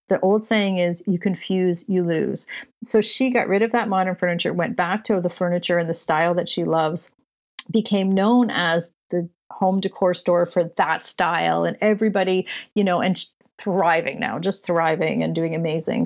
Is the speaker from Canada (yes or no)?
yes; Canada; Just being Canadian